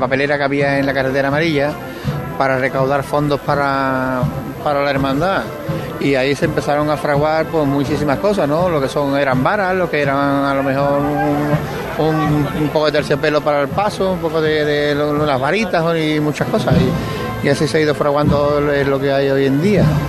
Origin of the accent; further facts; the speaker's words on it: Seville, Andalusia, Spain; soy mm, de Torreblanca, soy de la Virgen de los Dolores del Cautivo. Pero yo nací en la calle San Luis, entre la Basílica y el Pumarejo